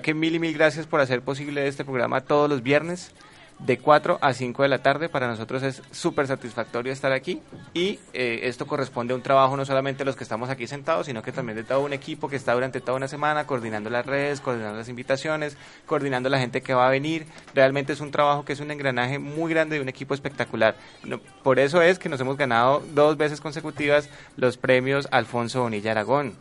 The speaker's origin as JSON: {"language": "Spanish", "town": "Cali", "region": "Valle del Cauca", "country": "Colombia", "tie": "born or raised there", "accent": "caleño", "said": "Nacido y criado en Cali, aunque no, no tengo ascendencia caleña, mis padres son, son tolimenses, paisas"}